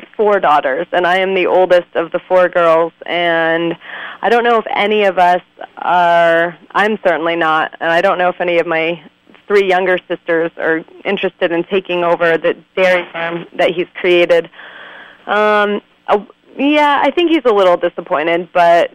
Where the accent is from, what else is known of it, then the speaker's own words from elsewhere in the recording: East Montpelier, Vermont, United States; also born or lived in Craftsbury, Vermont; I grew up in East Montpelier, Vermont, which is about 40 minutes from where I live now.